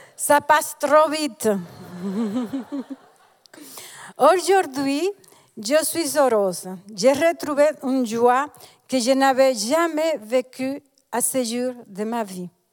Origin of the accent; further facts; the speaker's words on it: Dominican Republic; moved away as an adult; now in Switzerland; Je suis née et j'ai grandi en République dominicaine jusqu'à l'âge de 33 ans